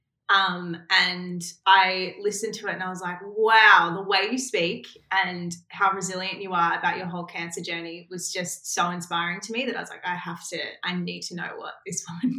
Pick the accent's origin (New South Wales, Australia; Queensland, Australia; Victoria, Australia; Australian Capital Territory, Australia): Victoria, Australia; Melbourne; I grew up in Melbourne, Australia